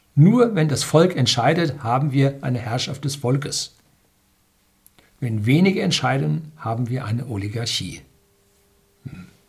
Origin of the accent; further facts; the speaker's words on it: Germany; bei uns in Deutschland